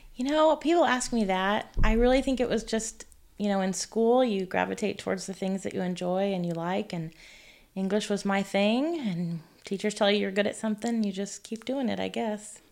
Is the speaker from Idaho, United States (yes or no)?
no; California, United States; now in Neodesha, Kansas, United States; I am originally from California.